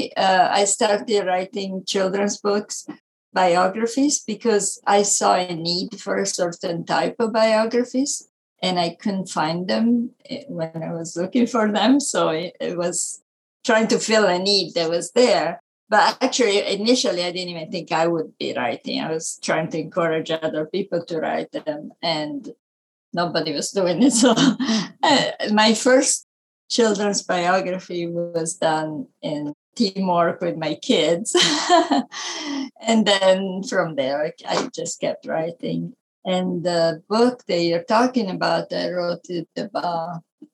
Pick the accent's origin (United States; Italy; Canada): Italy; accent: Italian; English is a second language; moved away as an adult; I was born in Italy, as you can tell by my accent